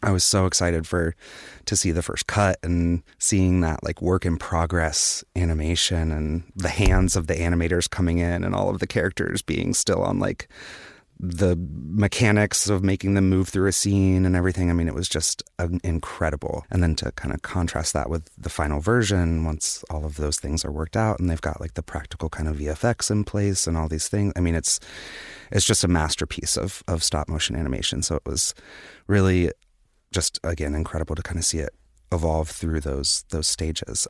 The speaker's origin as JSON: {"language": "English", "town": "Wilmington", "region": "North Carolina", "country": "United States", "said": "I'm from Wilmington, North Carolina"}